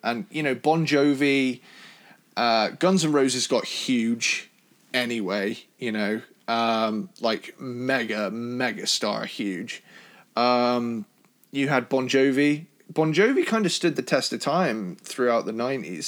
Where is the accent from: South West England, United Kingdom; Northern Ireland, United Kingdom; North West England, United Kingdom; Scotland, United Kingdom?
South West England, United Kingdom; Cornwall; my family, we're from Cornwall, so we're, we're Cornish. So we're in, like, the proper southwest